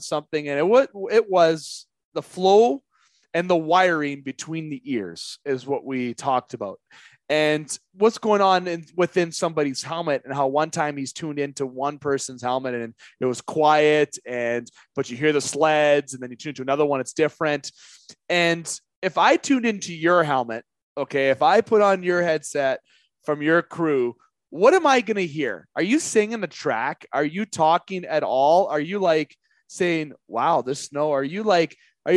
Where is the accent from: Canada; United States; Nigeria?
Canada; also born or lived in Sault Ste. Marie, Ontario; as I'm in Sioux, Ontario, being Canadian